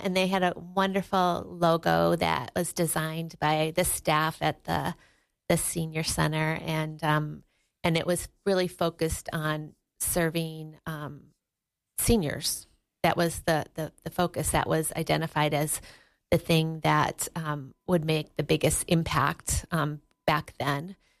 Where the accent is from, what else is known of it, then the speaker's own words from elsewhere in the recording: Wisconsin, United States; now in Sheridan, United States; I grew up in Wisconsin